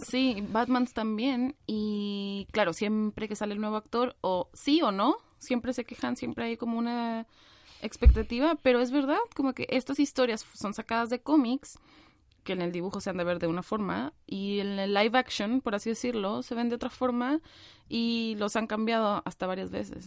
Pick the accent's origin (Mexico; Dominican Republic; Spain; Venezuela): Mexico; moved away as an adult; now in Chile; soy mexicana